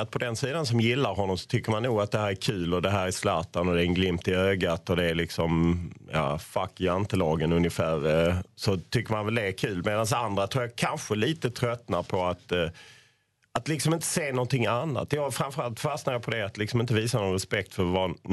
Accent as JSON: {"language": "Swedish", "country": "Sweden", "said": "Jag var inte nöjd med vad jag såg. Jag kommer från Sverige."}